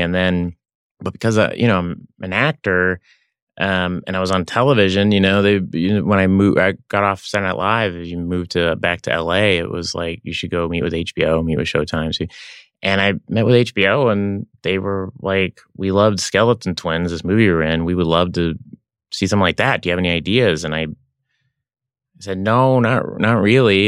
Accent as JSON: {"language": "English", "region": "Oklahoma", "country": "United States", "tie": "born or raised there", "also_born_or_lived": "Los Angeles", "moved": "yes", "said": "growing up in Oklahoma"}